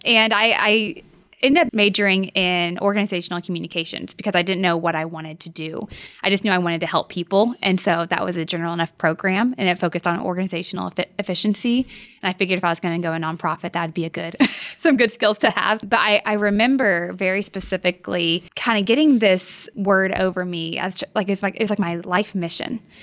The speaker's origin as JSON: {"language": "English", "town": "Norman", "region": "Oklahoma", "country": "United States", "tie": "born or raised there", "also_born_or_lived": "Edmond, Oklahoma", "said": "I grew up in Norman, Oklahoma"}